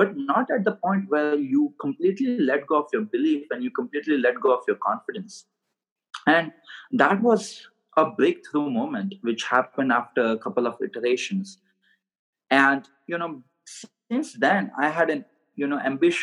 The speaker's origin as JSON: {"language": "English", "country": "India", "tie": "born or raised there", "moved": "as an adult", "lives_now": "Scottsdale, United States", "said": "I was born and raised in India, so I have an accent"}